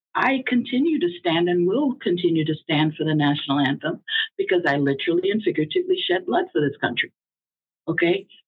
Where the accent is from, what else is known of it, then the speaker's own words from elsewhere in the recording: Jamaica; also born or lived in Hollis, Queens, New York; now in United States; us uh, original Jamaicans. I, I was born in Jamaica. I'm a naturalized uh, U.S. citizen.